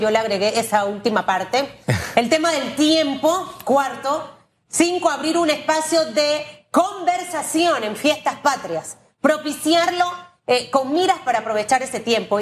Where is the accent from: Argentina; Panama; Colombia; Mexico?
Panama; soy panameña. Y, lo que quiero ver es a mi Panamá bien